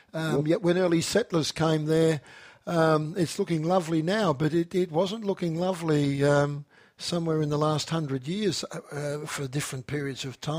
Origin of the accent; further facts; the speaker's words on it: Gippsland, Victoria, Australia; I'm a Gippsland person myself.